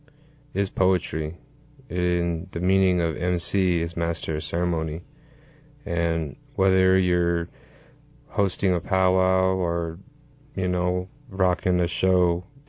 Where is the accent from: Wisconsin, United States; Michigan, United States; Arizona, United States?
Arizona, United States; Page; I'm from Page, Arizona